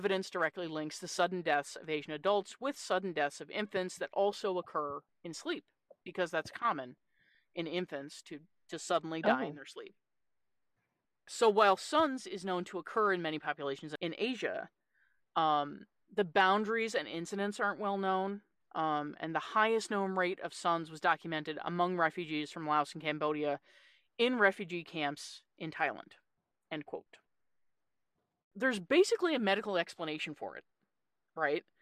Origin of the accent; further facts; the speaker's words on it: Newfoundland and Labrador, Canada; So I'm originally from a place called Newfoundland in Canada